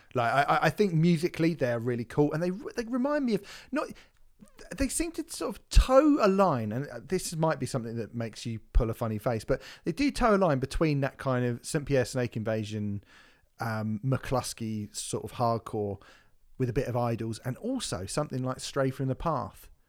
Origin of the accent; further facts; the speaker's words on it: United Kingdom; being British